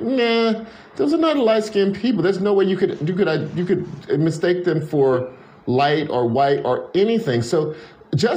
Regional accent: Louisiana, United States; moved away; also born or lived in Detroit; I'm from Louisiana

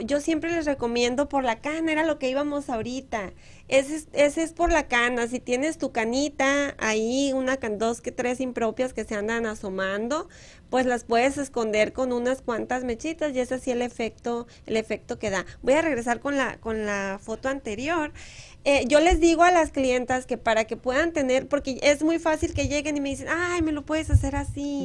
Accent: Moctezuma, Sonora, Mexico; moved away; Miren mi pueblo

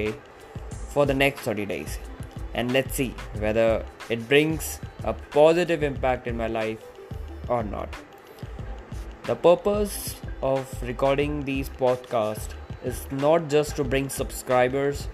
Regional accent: Jaipur, Rajasthan, India; now in Bangalore, India; I hail from Jaipur, Rajasthan, and currently I'm living in Bangalore.

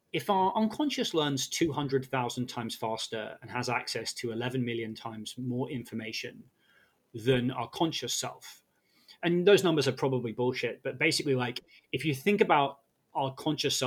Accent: United Kingdom; I'm British

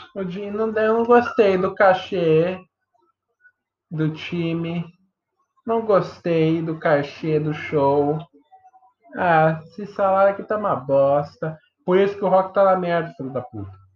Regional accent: Brazil; A gente é brasileiro

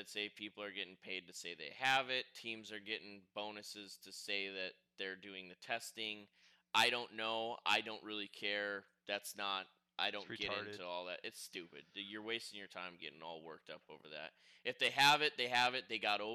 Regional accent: Rhinelander, Wisconsin, United States; now in Las Vegas, United States; 9,000 people live in Rhinelander, my hometown

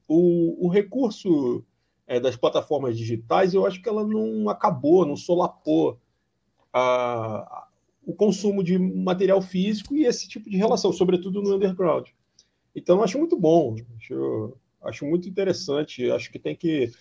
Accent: Rio de Janeiro, Brazil; moved away as an adult; now in Corumbá, Brazil; eu sou carioca, mas já moro a, em Corumbá, no Mato Grosso do Sul, faz quatro anos e meio

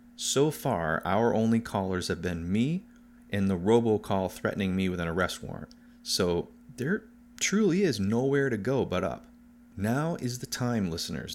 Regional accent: United States; as an American, and not a rich one

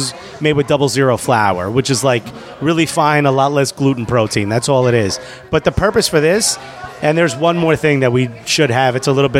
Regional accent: New York City, New York, United States; I'm from Brooklyn.

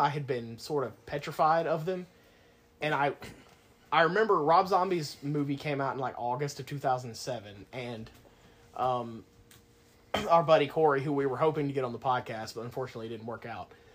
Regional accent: Locust Grove, Georgia, United States; I grew up in Locust Grove

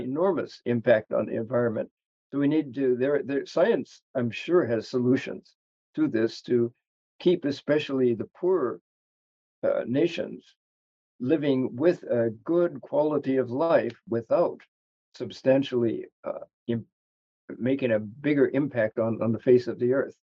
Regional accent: United States; as an American

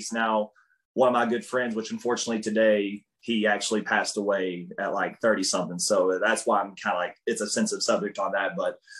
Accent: Harold, Kentucky, United States; also born or lived in Pikeville, Kentucky; I was born in Pikeville, Kentucky, and that's very east as you can go, largest county in Kentucky if you've ever been there. But I'm originally born in, I used to live in Harold, Kentucky, and it's a really small town.

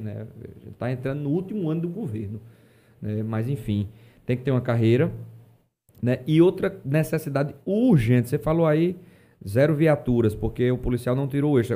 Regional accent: Paraíba, Brazil; um Estado onde eu nasci, a minha terra

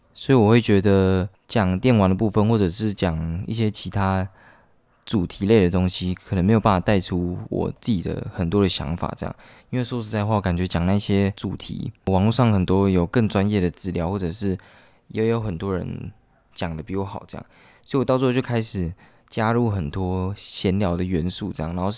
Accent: central Taiwan, Taiwan; moved away as an adult; 我是中部人，然后我来北部上学这样

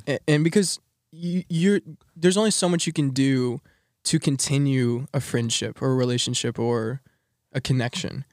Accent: Texas, United States; moved away as an adult; I'm from Texas

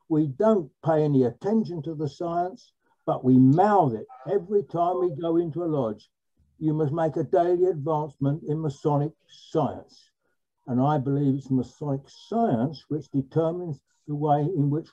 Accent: London, United Kingdom; I'm boringly from London

